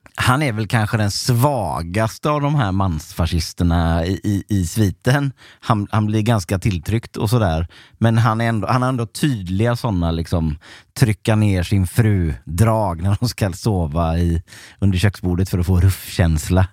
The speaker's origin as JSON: {"language": "Swedish", "town": "Onsala", "region": "Halland County", "country": "Sweden", "tie": "born or raised there", "said": "Jag är ju uppvuxen i Onsala"}